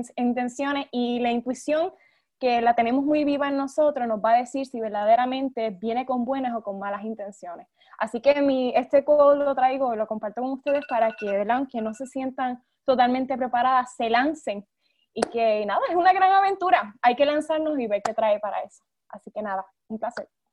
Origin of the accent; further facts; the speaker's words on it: Puerto Rico; soy de Puerto Rico